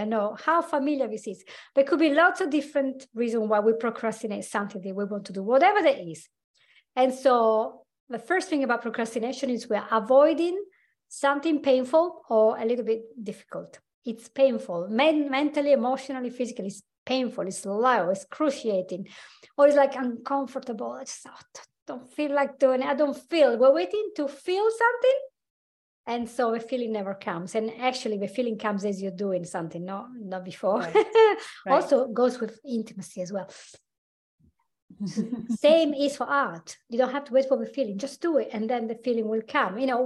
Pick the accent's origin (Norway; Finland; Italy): Italy; accent: Italian; from my accent, you will know I'm actually Italian. I'm Anglo-Italian. So I was born in Italy. I grew up there